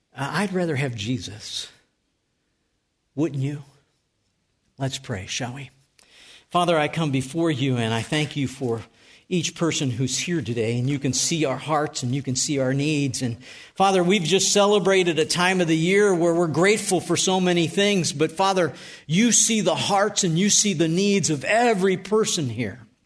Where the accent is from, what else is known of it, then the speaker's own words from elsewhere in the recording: North Tonawanda, New York, United States; moved away; I grew up in Western New York. And I, I lived at three nineteen Tremont Street.